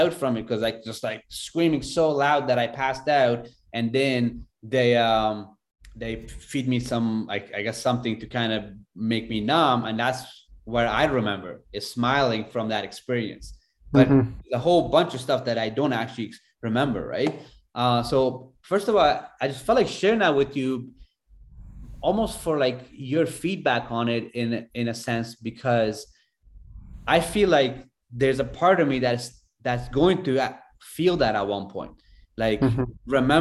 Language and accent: English; Afghanistan; moved away; I grew up in Afghanistan